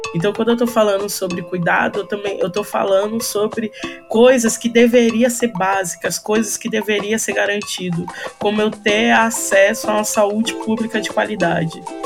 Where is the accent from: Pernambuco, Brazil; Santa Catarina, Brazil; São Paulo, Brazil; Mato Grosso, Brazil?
São Paulo, Brazil; also born or lived in Northeast Brazil; eu sou nordestina, eu vim para cá, para São Paulo, com oito anos de idade